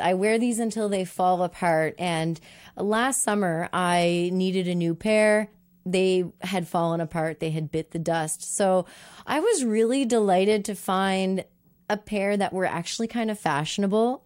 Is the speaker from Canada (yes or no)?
yes; Moncton, New Brunswick, Canada; now living in my hometown of Moncton